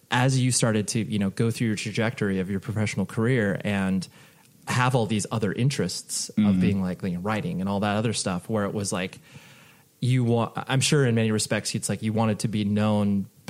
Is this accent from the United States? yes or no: yes; Las Vegas, Nevada, United States; born there; I was born in Vegas, and so, like, mm-hmm. UNLV was my team